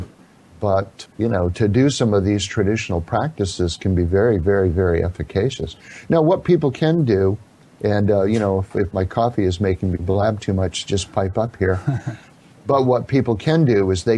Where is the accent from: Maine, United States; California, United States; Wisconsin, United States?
Maine, United States; Down East; moved away; I grew up in Down East Maine in the Congregational Protestant Church